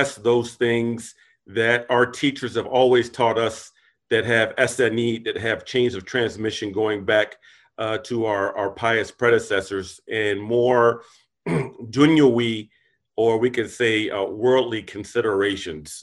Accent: United States; we as American Muslims

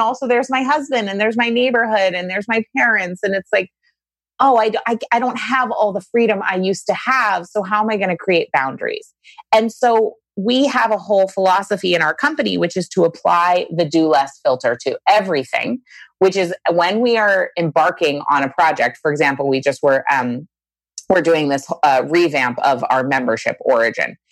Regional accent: Maine, United States; a girl from Maine, you know, I live in a small town in Maine.

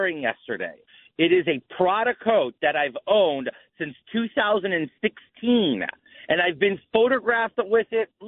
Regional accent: New York City, New York, United States; I grew up watching her on New York One

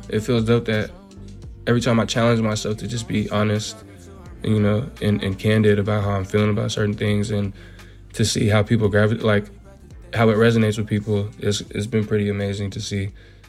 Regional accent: Union City, California, United States; I'm from Union City.

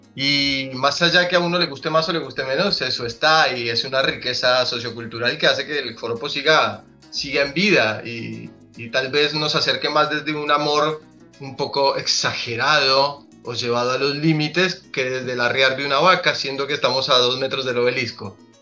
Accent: Colombia; also born or lived in Argentina; now in Buenos Aires, Argentina; somos colombianos que un poco nos hemos descolombianizado en un montón de cosas

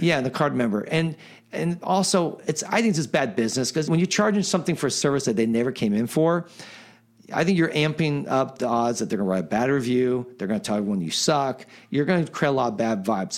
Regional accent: Silicon Valley, California, United States; now in Pasadena, United States; I grew up in Silicon Valley

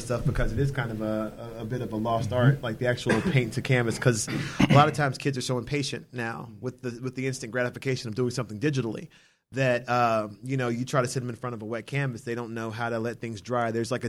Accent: Charlotte, North Carolina, United States; I'm from Charlotte, North Carolina.

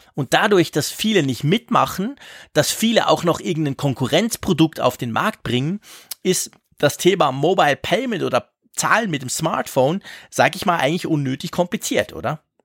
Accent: Switzerland; wir Schweizer

